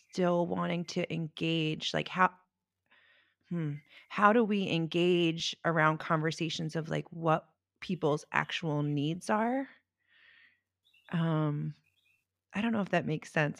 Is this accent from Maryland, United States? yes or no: yes; Baltimore, Maryland, United States; I grew up in Baltimore